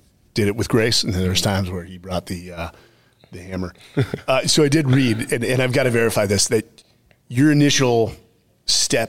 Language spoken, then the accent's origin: English; San Francisco, California, United States; I was born and raised in San Francisco, the Bay Area.